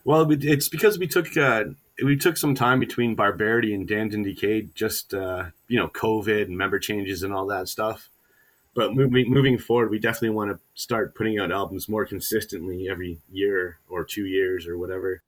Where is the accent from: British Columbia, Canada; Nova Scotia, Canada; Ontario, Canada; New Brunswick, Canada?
Ontario, Canada; Hamilton; I was born and raised in Hamilton